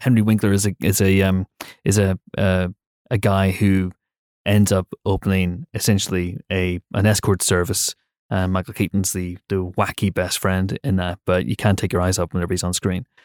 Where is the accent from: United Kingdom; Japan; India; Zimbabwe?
United Kingdom